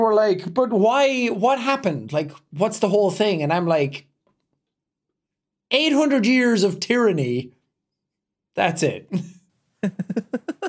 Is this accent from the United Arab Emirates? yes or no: no; Athlone, Leinster, Ireland; moved away as an adult; now in United States; I was growing up in Athlone, where I was going to college